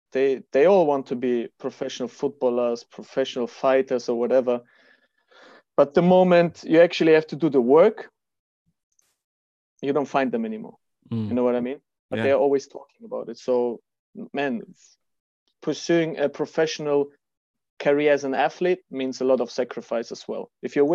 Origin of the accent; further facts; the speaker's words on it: Kazakhstan; born there; So, yeah, as we discussed before, I was born in Kazakhstan. My father is a Russian. My mother is German.